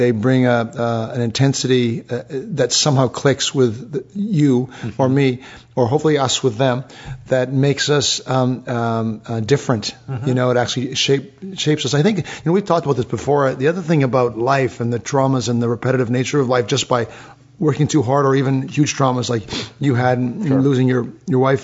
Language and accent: English; England, United Kingdom; I'm English